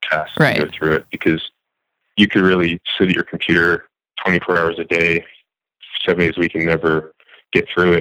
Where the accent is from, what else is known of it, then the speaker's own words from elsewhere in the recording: New Jersey, United States; I grew up in New Jersey